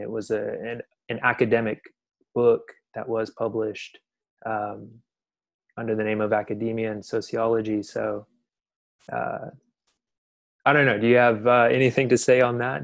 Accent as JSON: {"language": "English", "town": "Dallas", "region": "Texas", "country": "United States", "tie": "born or raised there", "lives_now": "Austin, United States", "said": "I grew up in Dallas"}